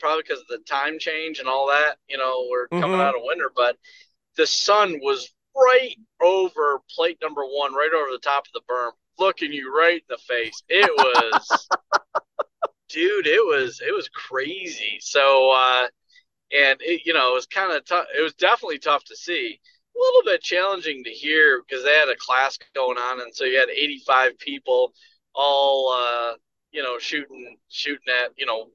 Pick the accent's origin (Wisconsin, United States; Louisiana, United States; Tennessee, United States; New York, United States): New York, United States; moved away; I'm from New York